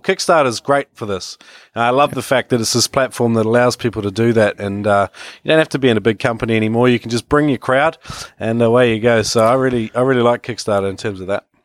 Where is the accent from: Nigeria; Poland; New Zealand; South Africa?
New Zealand; moved away as an adult; also born or lived in Australia; now in China; I come from New Zealand originally, where, uh, where it all began in the water for me. Uh, yeah, and, uh, moved to Australia in my early twenties